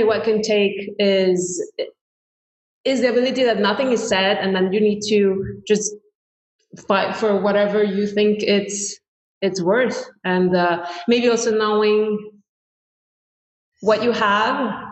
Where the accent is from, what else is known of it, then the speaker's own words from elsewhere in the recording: Cuernavaca, Morelos, Mexico; moved away as an adult; also born or lived in France; now in New York, United States; I was born in Mexico in a place called Cuernavaca, which is somehow like the Beverly Hills of Mexico City.